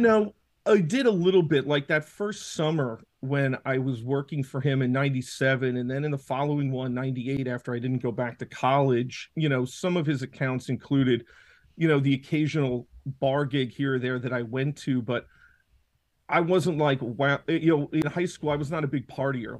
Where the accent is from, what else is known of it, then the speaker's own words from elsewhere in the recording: Washingtonville, New York, United States; I grew up in Orange County. I've lived here my whole life, went to high school up here.